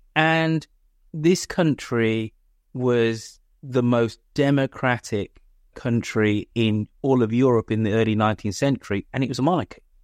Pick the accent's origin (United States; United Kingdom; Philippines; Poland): United Kingdom; I am British